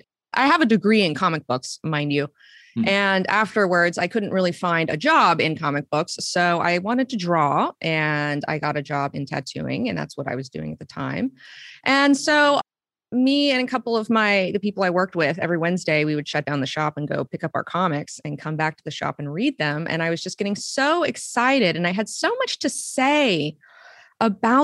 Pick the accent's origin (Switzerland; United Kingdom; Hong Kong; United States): United States; Huntsville, Alabama; moved away as an adult; also born or lived in Savannah, Georgia; I was born in Huntsville, Alabama.